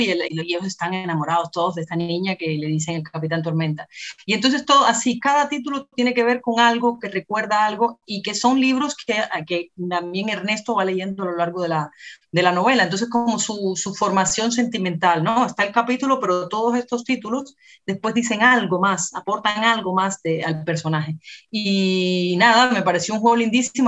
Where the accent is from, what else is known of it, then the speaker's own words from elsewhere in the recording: Havana, Cuba; nací en La Habana y crecí en La Habana con mi hermana